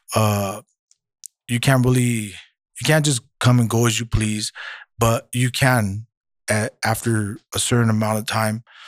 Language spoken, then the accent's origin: English; Santa Maria, California, United States; moved away as an adult; now in Santa Barbara, United States; I'm originally from Santa Maria